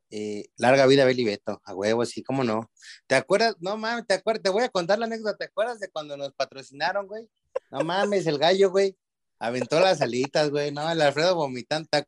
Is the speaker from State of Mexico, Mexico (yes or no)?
yes; Toluca, State of Mexico, Mexico; mi último aporte, güey, acá, este, soy de Toluca, güey.